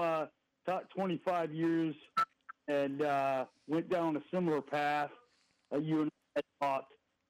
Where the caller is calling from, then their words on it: Canton, Ohio, United States; I'm calling from Canton, Ohio, and I'm calling from the Sears that closed.